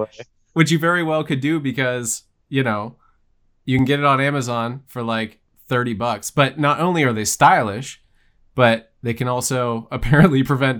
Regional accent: Altoona, Pennsylvania, United States; Yeah, so we're both from Altoona, which is almost the direct center of the state.

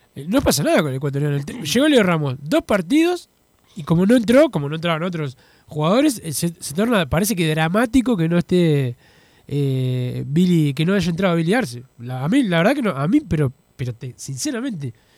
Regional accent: Paysandú, Uruguay; yo de Paysandú es mi tierra

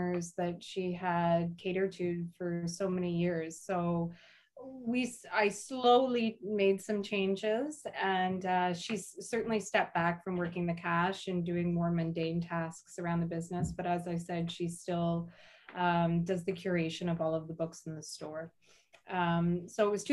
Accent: Arnprior, Ontario, Canada; I grew up on a farm between Arm Prior and Renfrew, and I went to high school in Arm Prior

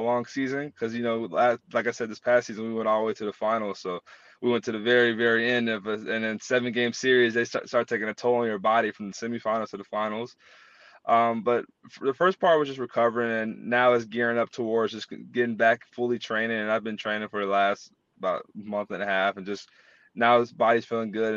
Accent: North Carolina, United States; moved away as an adult; also born or lived in Texas; I'm from North Carolina, the state that is where Wake Forest is.

